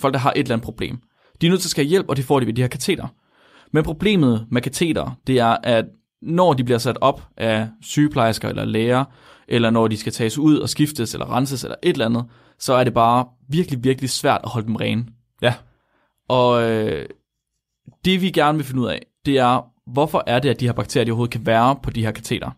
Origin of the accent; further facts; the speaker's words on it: West Jutland, Central Denmark Region, Denmark; jeg kommer fra Vestjylland